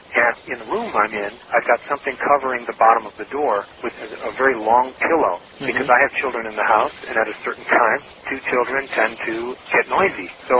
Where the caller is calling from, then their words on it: Milan, Lombardy, Italy; I'm calling from Milan, calling San Diego. I'm over here in Italy.